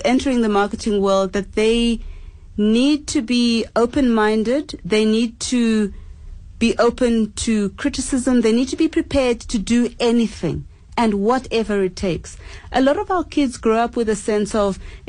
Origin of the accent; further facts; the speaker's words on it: Zimbabwe; now in South Africa; I am a Zimbabwean, I don't speak South African languages